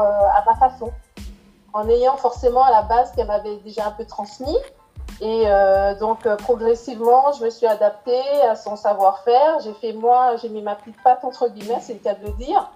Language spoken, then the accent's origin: French; Martinique; étant d'origine antillaise, hein, je suis martiniquaise.